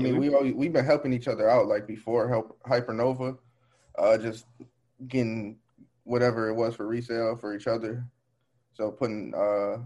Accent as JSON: {"language": "English", "town": "Waukegan", "region": "Illinois", "country": "United States", "said": "I'm from just north of Chicago, Waukegan"}